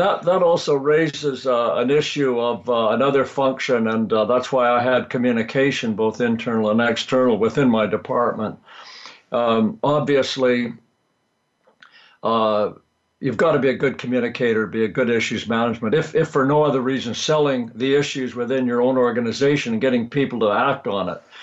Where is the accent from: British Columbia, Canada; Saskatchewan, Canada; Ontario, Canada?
British Columbia, Canada; Vancouver; also born or lived in Texas; I was born in Canada, grew up in uh, Western Canada in Vancouver